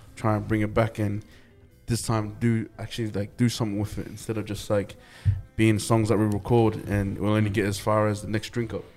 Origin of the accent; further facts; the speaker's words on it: Logan, Queensland, Australia; also born or lived in New Zealand; growing up in Logan like it was tough man